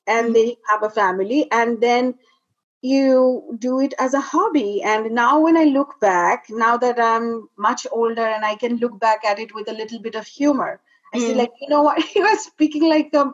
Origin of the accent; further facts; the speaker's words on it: India; moved away; I was born and raised in India, in a very traditional family